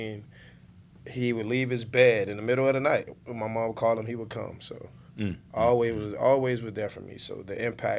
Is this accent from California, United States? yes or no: no; Miami, Florida, United States; Growing up in Miami, growing up in the inner city of Dade County